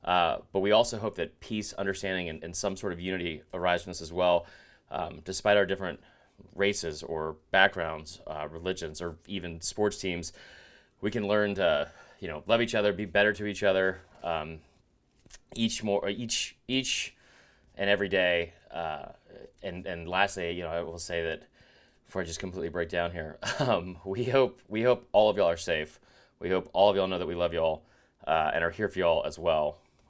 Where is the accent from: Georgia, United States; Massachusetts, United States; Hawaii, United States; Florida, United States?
Georgia, United States; Stone Mountain; Like, I did grow up in a neighborhood where I was the only white kid in the neighborhood, and I love growing up in Stone Mountain.